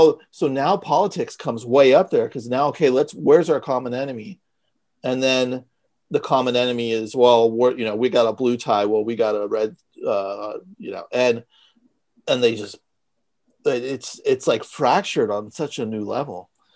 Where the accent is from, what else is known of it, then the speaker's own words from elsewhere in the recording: San Francisco, California, United States; growing up in San Francisco